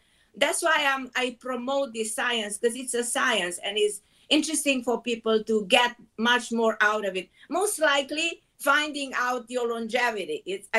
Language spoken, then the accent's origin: English; Israel; now in New York, United States; I came from Israel and moved to New York.